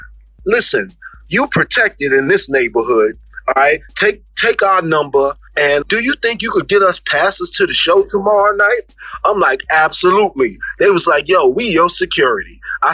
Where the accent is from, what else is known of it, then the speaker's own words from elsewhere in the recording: New York City, New York, United States; I'm from the Bronx